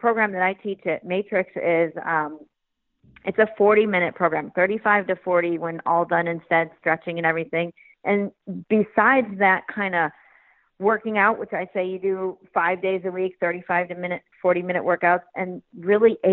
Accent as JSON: {"language": "English", "town": "Glen Ellyn", "region": "Illinois", "country": "United States", "tie": "born or raised there", "also_born_or_lived": "Florida", "said": "I grew up in Chicago, a suburb called Glen Ellyn outside of the city."}